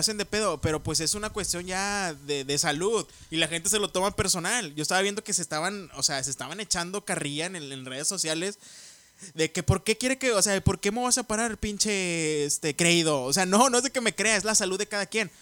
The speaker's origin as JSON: {"language": "Spanish", "country": "Mexico", "said": "somos inmunes los mexicanos"}